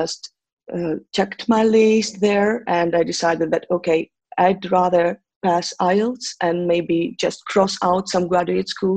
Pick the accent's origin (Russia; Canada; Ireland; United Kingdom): Russia; English is a second language; now in St. Petersburg, Russia; I'm from Russia. I was born in right in the heart of Russia, geographically, if you look at the map. Yeah, but I moved to St. Petersburg, and I consider this city as my hometown right now